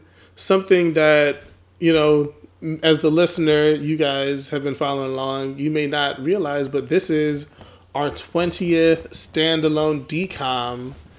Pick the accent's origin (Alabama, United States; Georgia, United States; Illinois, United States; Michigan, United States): Michigan, United States; I'm from Michigan